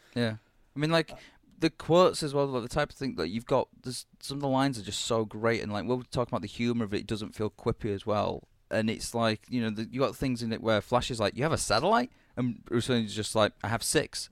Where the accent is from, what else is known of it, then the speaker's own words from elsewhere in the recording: United Kingdom; being a British asshole